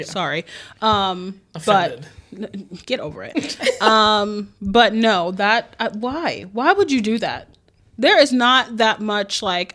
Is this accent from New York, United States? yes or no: yes; New York City, New York, United States; I'm a New Yorker